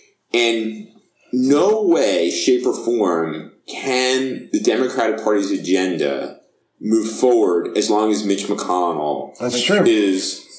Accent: United States; as both an American as well as someone who's a political scientist

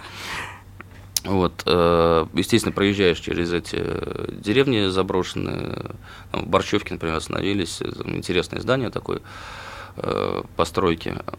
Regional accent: Saransk, Mordovia, Russia; я родом из Саранска

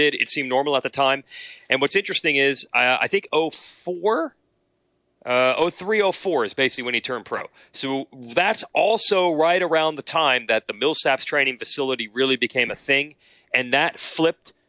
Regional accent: New Jersey, United States; moved away as an adult; also born or lived in West Virginia; I grew up in New Jersey

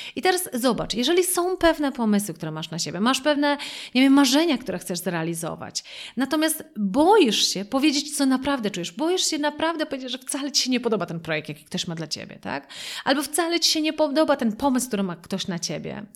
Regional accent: Wrocław, Lower Silesian Voivodeship, Poland; ja pochodzę z Wrocławia

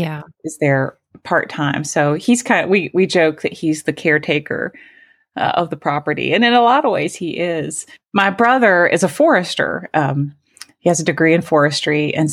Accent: Asheville, North Carolina, United States; from Asheville.

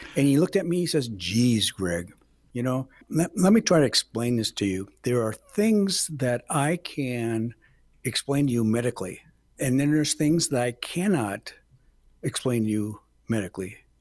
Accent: Milwaukee, Wisconsin, United States; moved away as an adult; also born or lived in Menomonie, Wisconsin / Wausau, Wisconsin; now in Rothschild, United States; I'm always been in Wisconsin, but, uh, I'm originally from Milwaukee, Milwaukee, Wisconsin

